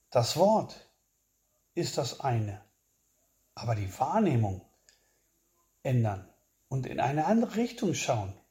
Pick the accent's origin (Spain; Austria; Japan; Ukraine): Spain; der mich als Spanier auch sehr betroffen gemacht hat